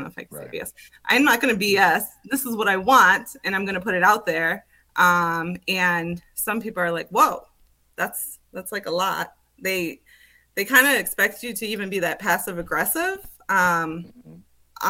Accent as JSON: {"language": "English", "region": "Minnesota", "country": "United States", "also_born_or_lived": "Las Vegas / Seattle", "moved": "as an adult", "said": "I'm from Minnesota"}